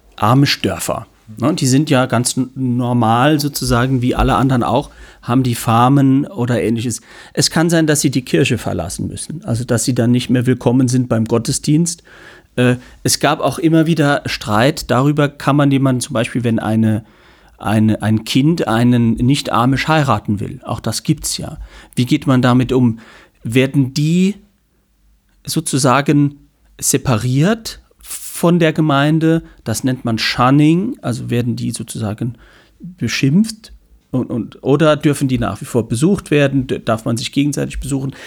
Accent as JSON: {"language": "German", "town": "St. Ingbert", "region": "Saarland", "country": "Germany", "said": "St. Ingbert, wo ich herkomme"}